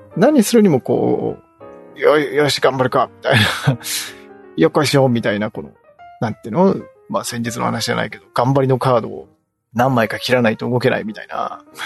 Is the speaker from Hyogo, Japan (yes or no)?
no; near Yawataya Isogoro, Nagano, Japan; 私の地元の、に、地元に近い、まあ、企業で